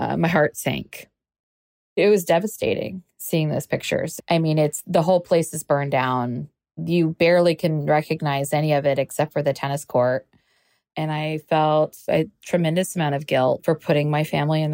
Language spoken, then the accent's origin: English; Kansas City, United States; moved away; I'm from Kansas City